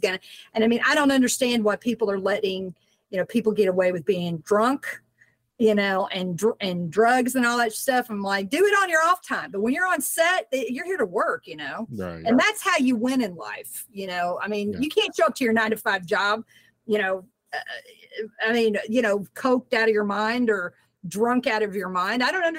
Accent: Southern United States, United States; I mean, I'm from the South.

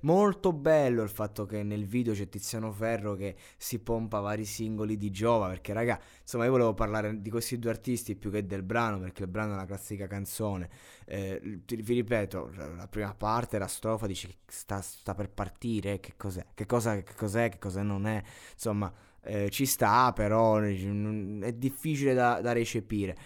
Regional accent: near Giulianova, Abruzzo, Italy; a Giulianova, a dieci chilometri da, dal mio paese, dalla mia città

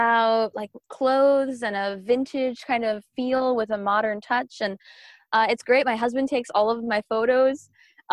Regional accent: Miami, Florida, United States; moved away as an adult; now in Atlanta, United States; I grew up in Miami and I moved to Atlanta, Georgia.

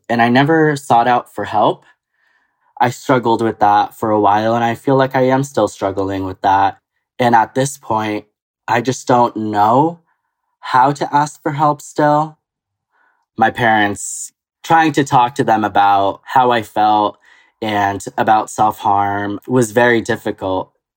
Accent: Connecticut, United States; also born or lived in Costa Rica / upstate New York; now in New York, United States; I used to live with my mom in Costa Rica. My mom met my stepdad, who I call dad, and uh, he moved us to Connecticut when I was around the age of five

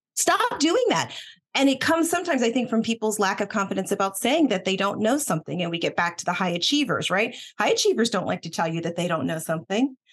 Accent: Boston, Massachusetts, United States; I was born in Boston

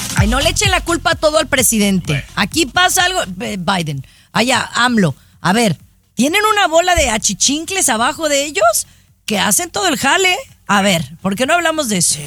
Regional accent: Mexico; soy mexicana

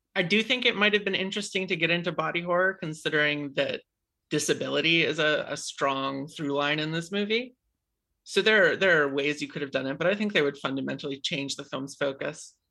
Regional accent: New Hampshire, United States; I grew up in New Hampshire.

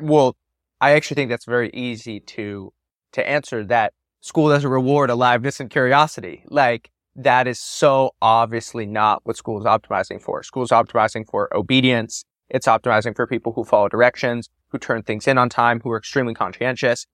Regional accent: San Francisco, California, United States; Growing up in Silicon Valley during this time of a tremendous boom, I grew up in San Francisco, born in '94

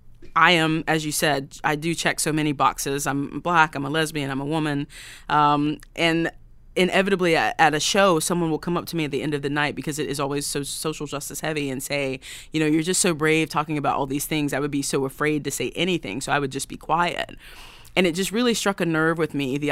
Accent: the South, United States; now in Nashville, United States; I grew up in the Black church in the South, my mom is an AME preacher, and that is the church I grew up

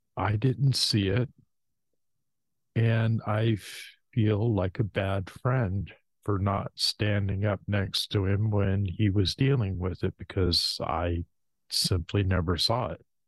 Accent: Washington, United States; born or raised there; also born or lived in Hayward, California

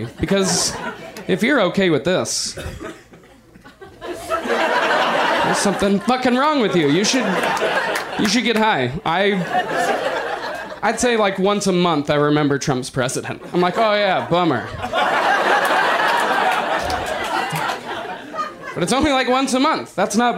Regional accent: Denver, Colorado, United States; moved away as an adult; now in Los Angeles, United States; I'm not originally from Los Angeles. I'm from Denver

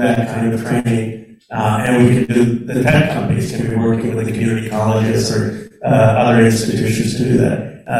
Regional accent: Bucks County, Pennsylvania, United States; also born or lived in Philadelphia; I grew up in Bucks County, Pennsylvania, and it was a 95% white community

